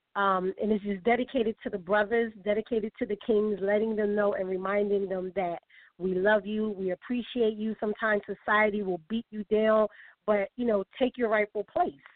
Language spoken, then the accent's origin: English; Philadelphia, Pennsylvania, United States; from my hometown